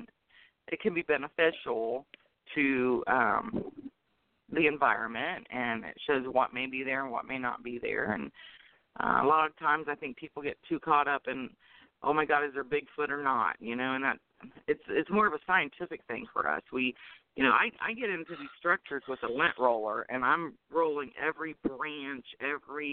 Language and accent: English; North Carolina, United States; moved away; I'm from North Carolina originally